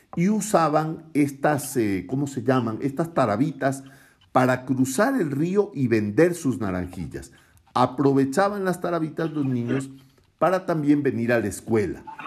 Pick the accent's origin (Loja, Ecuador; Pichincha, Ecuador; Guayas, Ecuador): Guayas, Ecuador; Guayaquil; accent: costeño; yo soy de la costa de mi país, yo soy guayaquileño